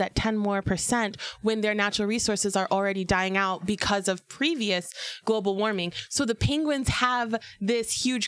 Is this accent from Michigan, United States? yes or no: yes; Michigan, United States; I'm from Michigan